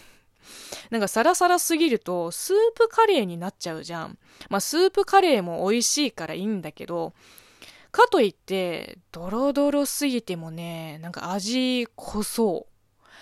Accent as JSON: {"language": "Japanese", "region": "southern China", "country": "China", "tie": "born or raised there", "first_language": "Chinese", "second_language": "Japanese", "moved": "as an adult", "lives_now": "Japan", "said": "中国生まれ、中国育ちの私"}